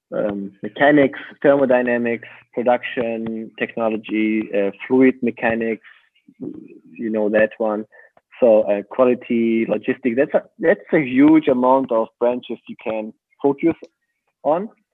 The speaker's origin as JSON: {"language": "English", "town": "Kassel", "region": "Hesse", "country": "Germany", "tie": "born or raised there", "also_born_or_lived": "Aachen", "second_language": "English", "moved": "as an adult", "said": "that was the beginning of my studying um, in my hometown"}